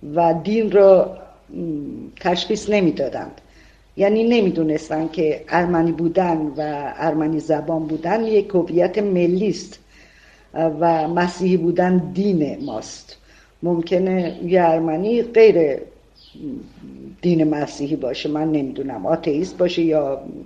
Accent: Arak, Markazi, Iran; شهرستان کوچیک مثل عراق که زادگاه من بوده

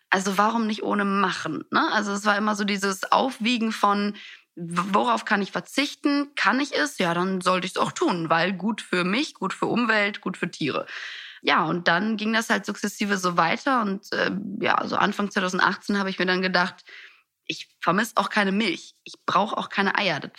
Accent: Italy; ich bin in Italien aufgewachsen, da gibt's sowas nicht wie wir essen kein Abendessen.

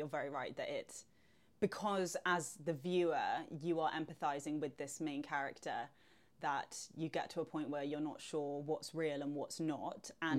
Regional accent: London, United Kingdom; the perception of Cornwall as like a Londoner is that it's like holiday destination

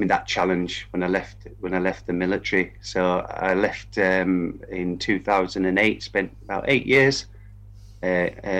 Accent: Kendal, North West England, United Kingdom; also born or lived in Peterborough; now in Kendal, United Kingdom; I'm from Kendal

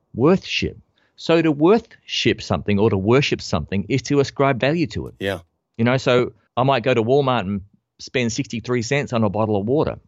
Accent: Australia; I'm an Australian bass player.

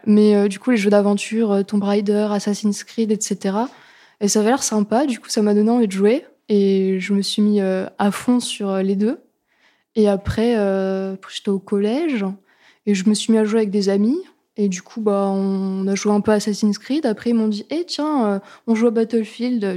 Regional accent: Lorraine, Grand Est, France; je viens de Lorraine

